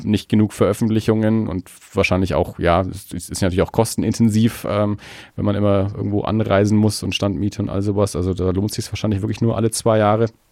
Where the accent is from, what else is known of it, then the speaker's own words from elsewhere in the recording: Erlangen, Bavaria, Germany; now in Nuremberg, Germany; ich bin ja in Erlangen aufgewachsen